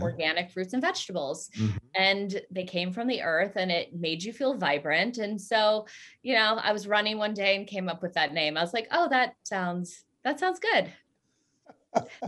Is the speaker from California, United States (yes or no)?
yes; Southern California, United States; also born or lived in Colorado; I grew up in Southern California, uh, more like central and uh, i also grew up in colorado